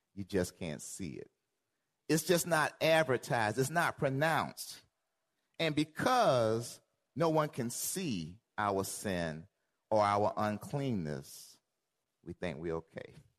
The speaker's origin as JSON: {"language": "English", "region": "Georgia", "country": "United States", "said": "I'm from Georgia"}